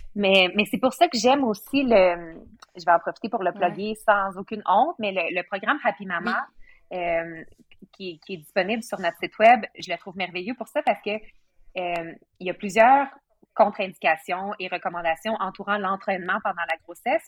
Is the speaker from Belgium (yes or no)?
no; Bas-Saint-Laurent, Quebec, Canada; moved away; je viens du Bas-Saint-Laurent